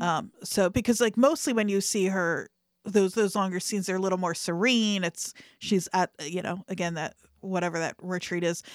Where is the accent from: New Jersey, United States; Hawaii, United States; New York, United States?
New Jersey, United States; Camden County and Burlington County; I grew up in Camden County and Burlington County